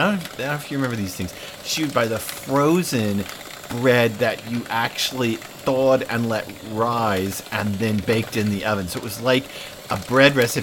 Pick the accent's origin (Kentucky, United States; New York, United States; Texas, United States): Texas, United States; Dallas; I grew up in Dallas, and not too far from our house was the Mrs. Baird's factory.